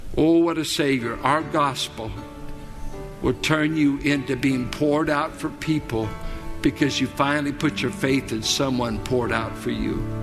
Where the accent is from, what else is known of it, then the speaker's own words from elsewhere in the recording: Richmond, Virginia, United States; I grew up in South Richmond.